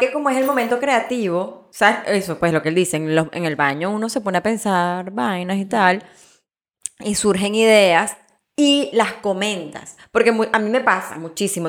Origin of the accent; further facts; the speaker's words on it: Venezuela; yo vengo de Venezuela